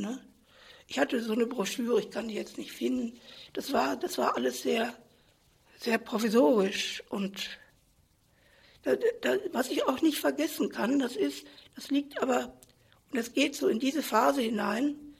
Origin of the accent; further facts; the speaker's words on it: Germany; also born or lived in Paris; die wollten mich als Deutsche ein bisschen erziehen